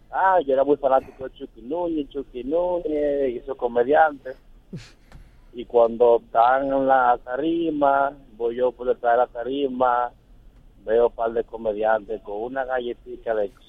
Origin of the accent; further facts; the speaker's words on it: Herrera, Distrito Nacional, Dominican Republic; Yo soy de Herrera y estábamos en la discoteca Orlando y Tropical.